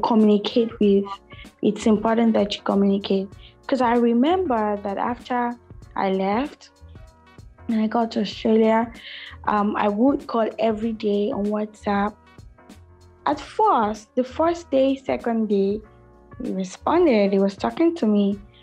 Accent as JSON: {"language": "English", "country": "Nigeria", "said": "I'm from Nigeria"}